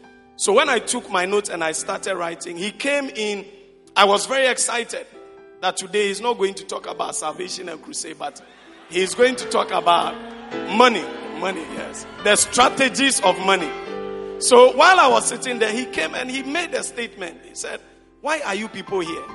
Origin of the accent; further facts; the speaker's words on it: Konkonuru, Eastern Region, Ghana; moved away; My hometown is a place called Konkonuru